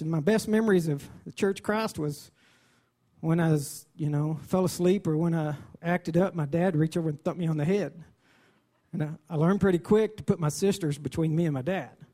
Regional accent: Dimmitt, Texas, United States; I was raised in Dimmitt

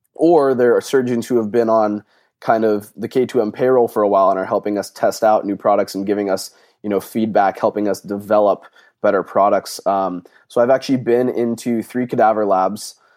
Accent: Phoenix, Arizona, United States; moved away as an adult; also born or lived in Leesburg, Virginia; I'm originally from Phoenix, Arizona

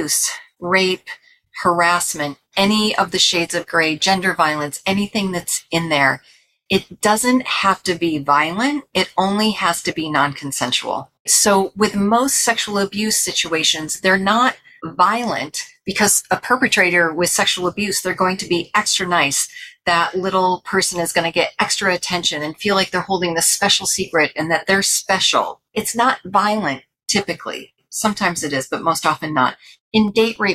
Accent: New York, United States; moved away; also born or lived in California; I'm from New York originally, but lived in California for a long time.

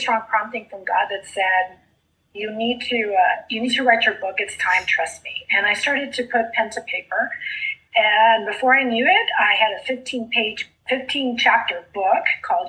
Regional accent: South Texas, United States; first language Spanish; English is a second language; I grew up in South Texas, so I grew up speaking Spanish

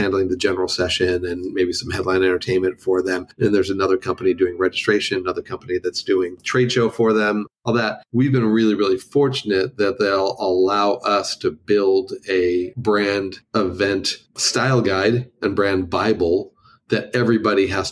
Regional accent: Los Angeles, California, United States; moved away as an adult; now in Nashville, United States; I spent 45 years in Los Angeles

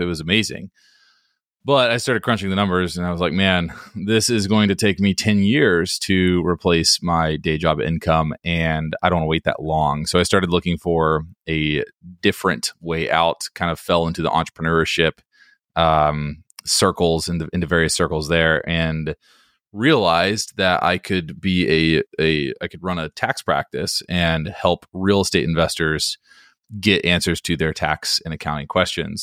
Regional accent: Hickory, North Carolina, United States; moved away as an adult; also born or lived in Washington, D.C. / Greenville, North Carolina; now in Raleigh, United States; I'm from Hickory, North Carolina, which is a really small town in North Carolina.

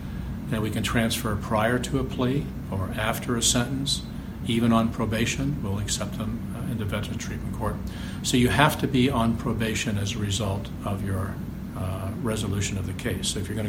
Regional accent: Chicago, Illinois, United States; now in Cleveland, United States; so if I wanted to remain married, I came from Chicago to Cleveland. Been here ever since.

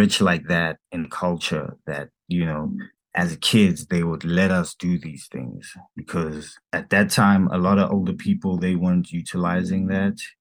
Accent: Soweto, Gauteng, South Africa; I'm from Soweto

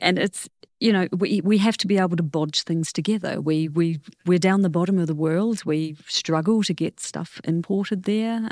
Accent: New Zealand; moved away as an adult; also born or lived in Netherlands; I didn't come back to New Zealand for about seventeen years

